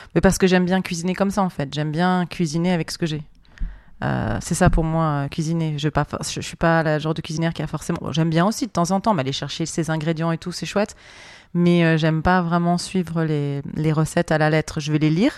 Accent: France; je suis française

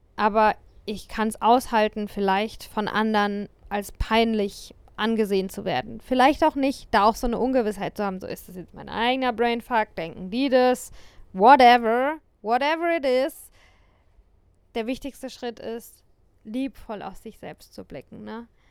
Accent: Germany; der Ort, an dem ich aufgewachsen bin ähm, und ja, vielleicht sogar auch Deutschland.

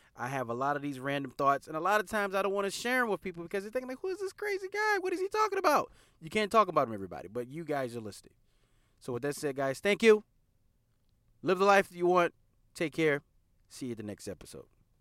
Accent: the South, United States; we're from the South

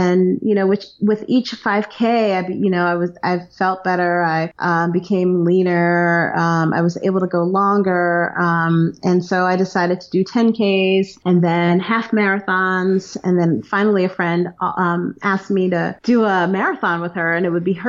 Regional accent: New York City, New York, United States; moved away as an adult; also born or lived in Maryland / New Jersey; now in Raven Gap, United States; I'm originally from New York, from Brooklyn, New York

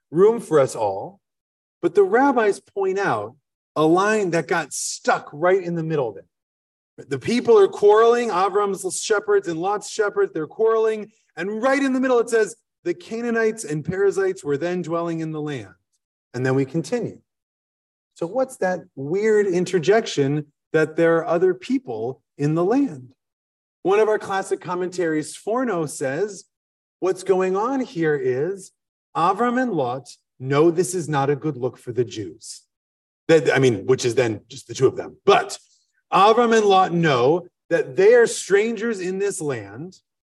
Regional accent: Midwest, United States; now in Philadelphia, United States; we're from the Midwest

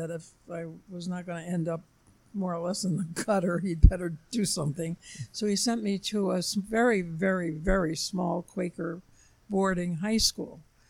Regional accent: Flushing, New York, United States; I grew up on Long Island. And I worked in New York City after I graduated from college.

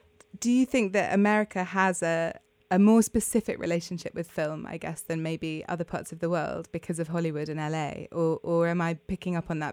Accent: United Kingdom; me as a Brit

